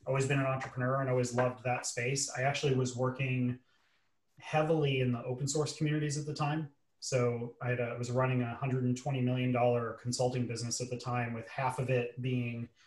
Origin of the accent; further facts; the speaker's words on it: New York City, New York, United States; I grew up in New York City to what we call in the US a blue collar family